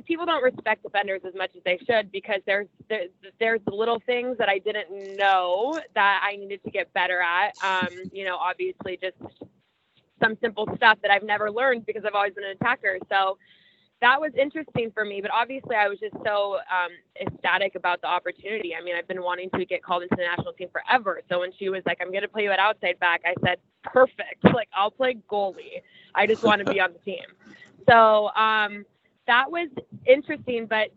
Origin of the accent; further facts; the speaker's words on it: Boise, Idaho, United States; I'm from Boise, Idaho